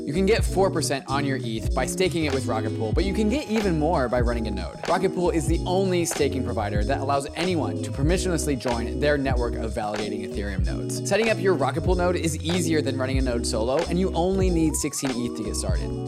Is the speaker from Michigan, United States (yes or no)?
no; Seattle, Washington, United States; Seattle's my hometown